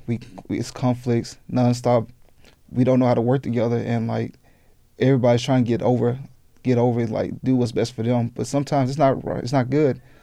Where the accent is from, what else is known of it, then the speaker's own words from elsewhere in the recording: Jackson, Mississippi, United States; now in Tucson, United States; I'm from Jackson, Mississippi